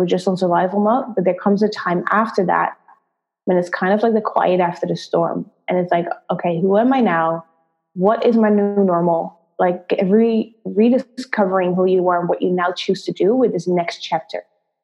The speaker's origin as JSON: {"language": "English", "country": "Netherlands", "tie": "born or raised there", "also_born_or_lived": "London", "moved": "as an adult", "said": "I'm originally from the Netherlands, Holland."}